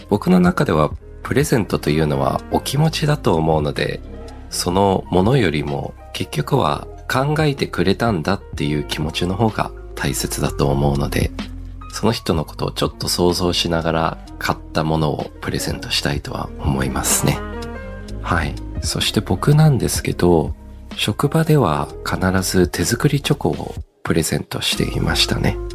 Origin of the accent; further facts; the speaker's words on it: Australia; also born or lived in Japan; 僕帰国子女で二十歳までオーストラリアにいたんですけど、オーストラリアや西洋の国ではホワイトデーがないんですよ。